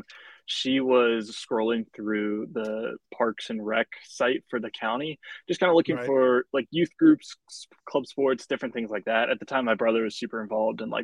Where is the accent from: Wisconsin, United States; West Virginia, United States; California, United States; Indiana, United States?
West Virginia, United States; I'm from West Virginia